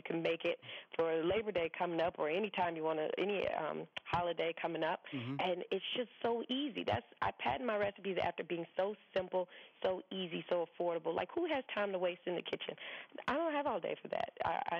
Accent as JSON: {"language": "English", "region": "the South", "country": "United States", "tie": "born or raised there", "said": "But, I mean, growing up in the South, I mean, we barbecue year-round."}